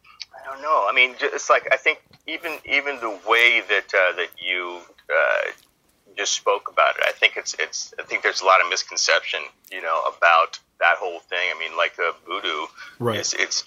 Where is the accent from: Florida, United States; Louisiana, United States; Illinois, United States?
Louisiana, United States; New Orleans; Yeah. It's born in New Orleans. My family was basically settled New Orleans before it was New Orleans